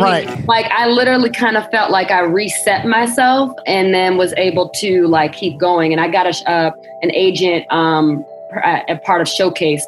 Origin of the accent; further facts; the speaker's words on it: Joliet, Illinois, United States; also born or lived in Chicago; I'm actually was born in Joliet, Illinois, outside of Chicago, um, but I have a lot of family um, born and raised in Chicago, so I spent a lot of time in Chicago growing up